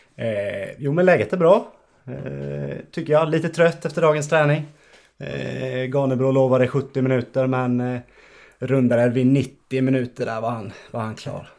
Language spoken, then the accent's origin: Swedish; Ekenässjön, Jönköping County, Sweden; also born or lived in Vetlanda; now in Västerås, Sweden; jag är ju från, från Ekenässjön en tio minuter utanför och har Skire som, som moderklubb också